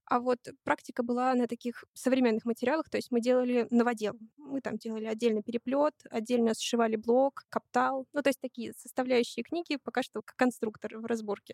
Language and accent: Russian; Saint Petersburg, Russia; Я из Санкт-Петербурга